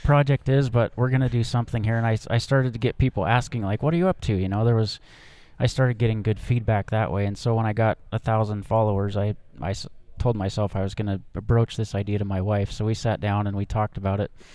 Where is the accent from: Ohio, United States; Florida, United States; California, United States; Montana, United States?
Montana, United States; Helena; also born or lived in Seattle; I'm a Montana native, fifth generation Montana guy. I grew up in Helena